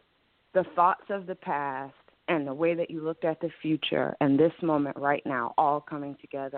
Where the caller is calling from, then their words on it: Ohio, United States; I'm calling from Ohio.